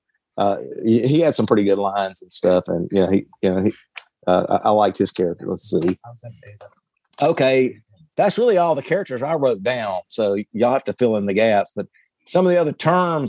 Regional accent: the South, United States; accent: Southern hick; my Southern hick accent.

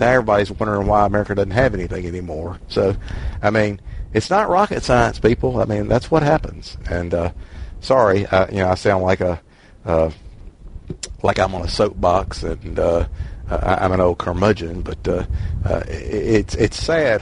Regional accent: Mississippi, United States; I'm from Mississippi

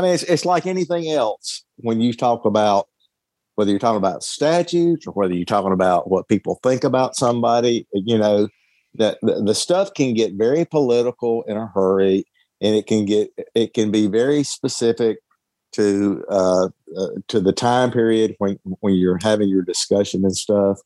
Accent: the South, United States; I'm from the South

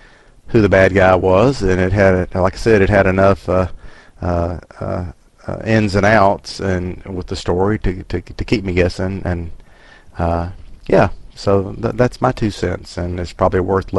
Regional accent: Mississippi, United States; moved away as an adult; also born or lived in Tennessee; this guy is from Mississippi. I had a migration to Tennessee for like 30 years, but I was born and raised in Mississippi, and I'm back here now.

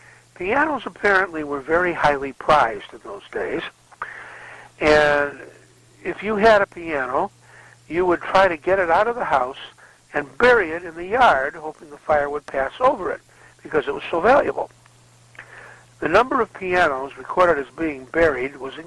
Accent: Chicago, Illinois, United States; when I was a kid growing up in Chicago

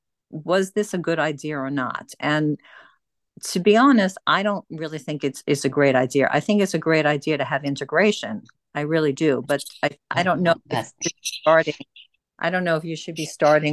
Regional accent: Long Island, New York, United States; I grew up in Long Island, which is outside of New York City

